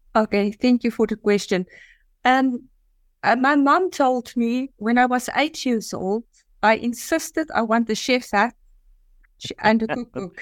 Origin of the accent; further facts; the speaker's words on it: South Africa; moved away as an adult; also born or lived in Dubai / Singapore; now in Azerbaijan; I was living in South Africa, I was born in South Africa, and I always had a passion to leave South Africa